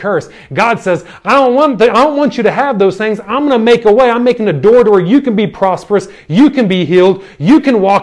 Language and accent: English; United States; moved away as an adult; now in Ireland; I grew up in America